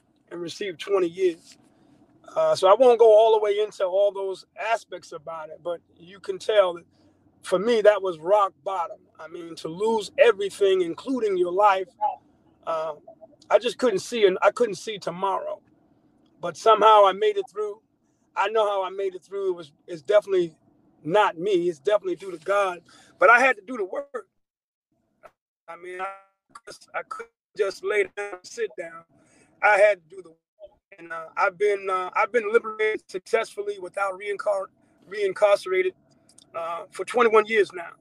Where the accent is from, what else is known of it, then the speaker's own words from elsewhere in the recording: Long Island, New York, United States; now in Georgia, United States; I'm originally from New York. I'm from Long Island, New York